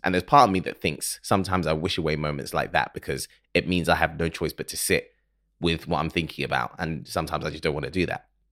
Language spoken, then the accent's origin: English; Ghana; I am from Ghana. I'm Ghanaian, so we say Happy New Year until June